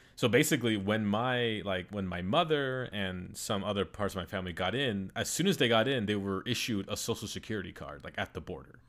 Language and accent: English; United States; I was born in the United States, and so I'm, like, a U S citizen